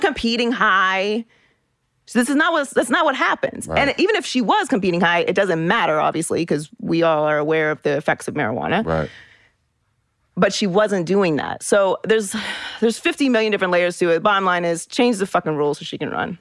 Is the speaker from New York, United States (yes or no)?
no; Pittsburgh, Pennsylvania, United States; I was born and raised in Pittsburgh